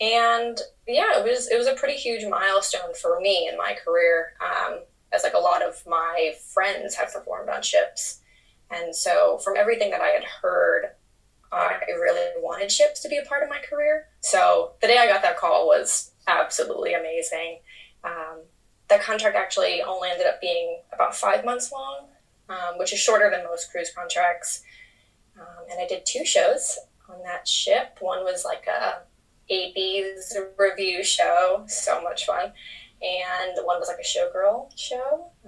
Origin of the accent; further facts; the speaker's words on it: Florida, United States; moved away as an adult; also born or lived in New York; now in United Kingdom; I'm originally from Florida, but I now live in the UK. I moved to New York when I was 18 years old. I'm now 28